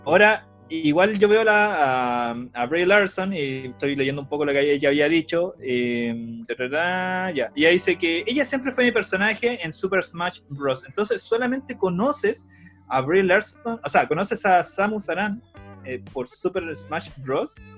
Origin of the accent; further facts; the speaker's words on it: Chile; somos chilenos